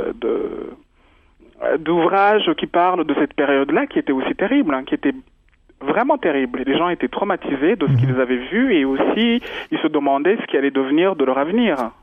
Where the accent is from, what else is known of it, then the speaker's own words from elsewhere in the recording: Rwanda; moved away; je suis rwandaise, euh, je suis né au Rwanda, j'adore ma culture